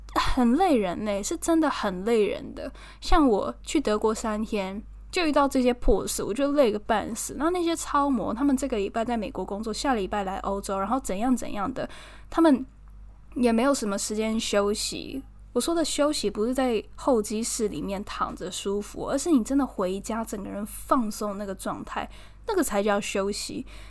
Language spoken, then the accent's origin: Chinese; Taiwan; 我台湾人